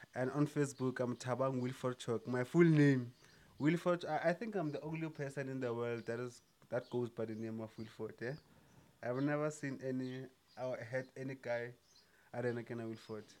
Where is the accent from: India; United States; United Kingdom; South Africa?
South Africa; as South African